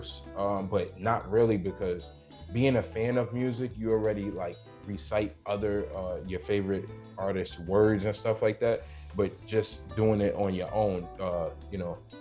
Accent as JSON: {"language": "English", "area": "the Bronx", "region": "upstate New York", "country": "United States", "tie": "born or raised there", "said": "I'm from the Bronx, New York, and I also was raised in upstate New York, which is about like 3 hours up north from New York City."}